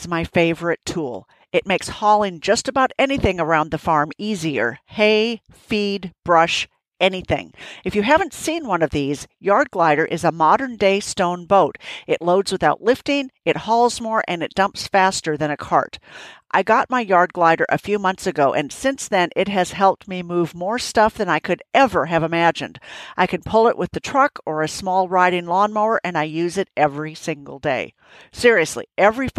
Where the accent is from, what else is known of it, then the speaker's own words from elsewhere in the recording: Minnesota, United States; I remember being fortunate enough to ride through endless woods and fields when I was growing up in Minnesota